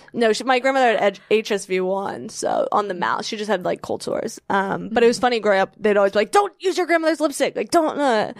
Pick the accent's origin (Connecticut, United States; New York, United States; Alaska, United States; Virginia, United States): Virginia, United States; I'm from Virginia